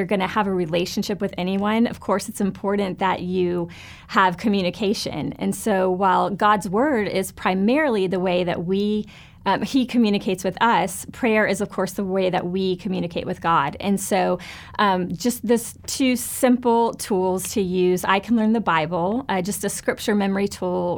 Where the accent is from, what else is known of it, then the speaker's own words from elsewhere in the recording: Fort Lauderdale, Florida, United States; I grew up in Fort Lauderdale, Florida, and was raised in a wonderful church there